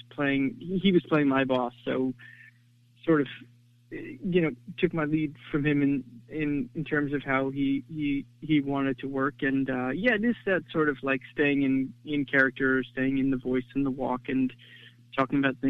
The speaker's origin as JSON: {"language": "English", "country": "United States", "tie": "born or raised there", "said": "I grew up just outside New York City in a town that was mostly"}